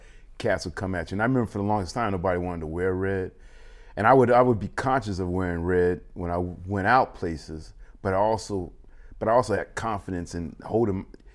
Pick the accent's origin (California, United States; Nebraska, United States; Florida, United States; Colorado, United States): California, United States; Pomona; It's like the valley. It's like the San Gabriel Valley.